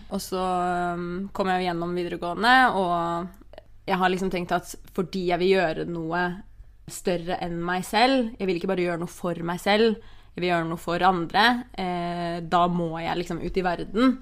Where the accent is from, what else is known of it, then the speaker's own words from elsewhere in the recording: Oslo, Norway; moved away as an adult; also born or lived in London; da jeg flytta til London, så var jeg jo hjemme i Oslo nesten hver helg